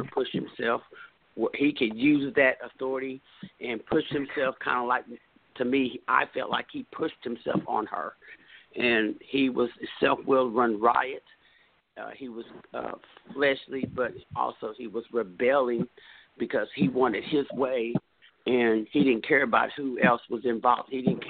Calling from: Texas, United States; Hello, I'm calling from Texas.

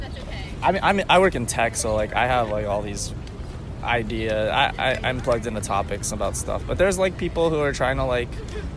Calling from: Philadelphia, Pennsylvania, United States; Yeah. Well … I am speaking from Philadelphia, Pennsylvania, and the year is 2019.

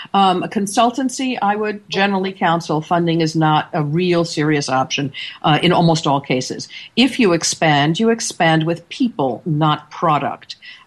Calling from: Seattle, Washington, United States; And this Monday morning, I'm coming in from Seattle, Washington.

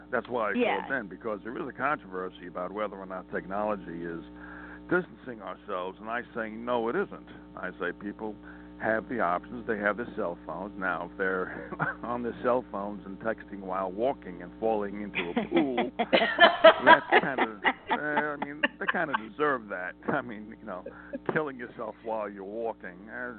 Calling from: Montana, United States

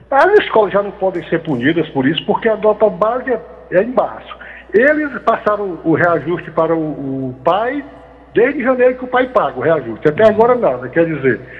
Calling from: Macau, Rio Grande do Norte, Brazil; Eu sou aqui de Macau, no Rio Grande do Norte.

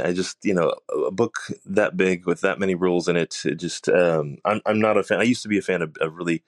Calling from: Austin, Texas, United States; I'm calling from Austin, Texas.

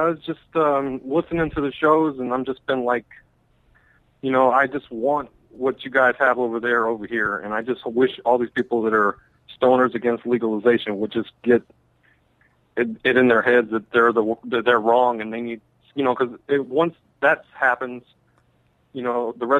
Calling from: Florida, United States; Hey, man, I'm just calling from Florida over here.

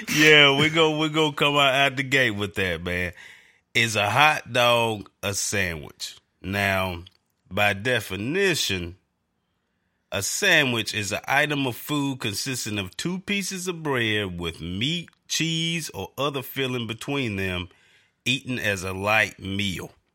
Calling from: North Carolina, United States; I'm calling from North Carolina

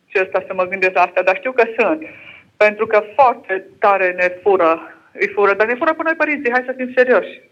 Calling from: Lincoln, East Midlands, United Kingdom; Uh, sunt din Anglia, acum sunt în Anglia.

